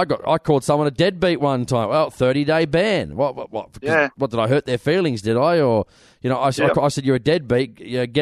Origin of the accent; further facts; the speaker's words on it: Sydney, New South Wales, Australia; I come from Western Sydney, which was a heavily Labor-dominated area